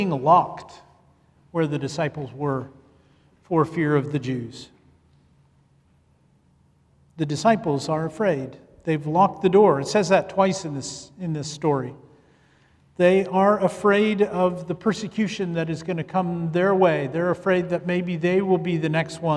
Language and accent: English; Canada; moved away as an adult; also born or lived in Ethiopia; I grew up in Canada. I am a Canadian